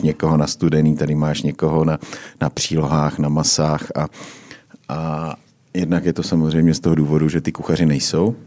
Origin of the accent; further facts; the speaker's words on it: Uherské Hradiště, Zlín Region, Czechia; now in Prague, Czechia; já jsem teda taky z Uherského hradiště